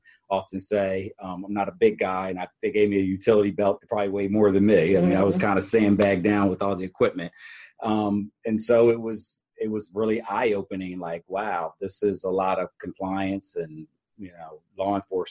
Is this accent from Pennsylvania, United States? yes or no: yes; Harrisburg, Pennsylvania, United States; In Harrisburg, Pennsylvania.